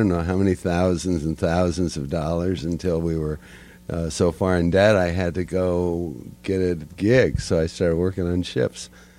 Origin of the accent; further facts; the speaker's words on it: Seattle, Washington, United States; The West Coast, Seattle.